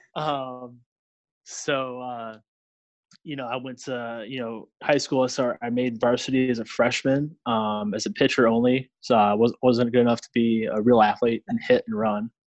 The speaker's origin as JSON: {"language": "English", "town": "Grafton", "region": "Wisconsin", "country": "United States", "tie": "born or raised there", "also_born_or_lived": "Southern Mississippi", "said": "being a kid from Wisconsin back in the day"}